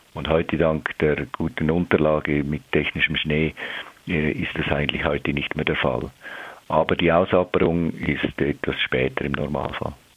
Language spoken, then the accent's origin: German; Switzerland; bei uns in der Schweiz